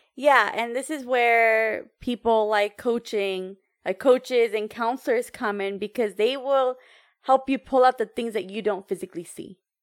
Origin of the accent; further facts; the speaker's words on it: United States; I know I'm American